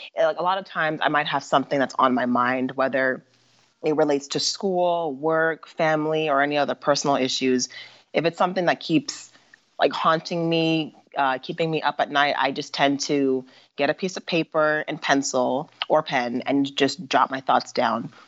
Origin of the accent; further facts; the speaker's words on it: Mesa, Arizona, United States; I was born and raised in Mesa, Arizona